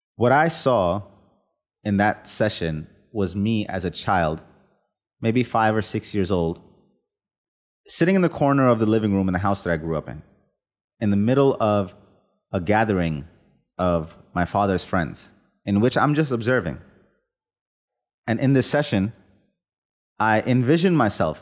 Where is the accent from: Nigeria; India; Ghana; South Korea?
India; moved away; the kind of, let's call it collectivist culture I was raised with in India as a child